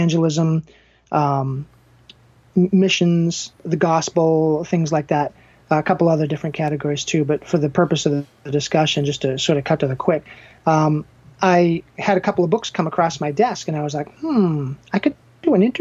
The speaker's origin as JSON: {"language": "English", "town": "Danvers", "region": "Massachusetts", "country": "United States", "tie": "born or raised there"}